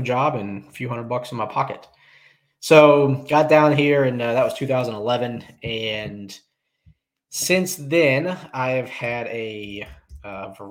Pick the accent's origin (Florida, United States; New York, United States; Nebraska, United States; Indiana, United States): Indiana, United States; moved away as an adult; now in Charlotte, United States; I was originally born and raised in Indiana until I was 20 years old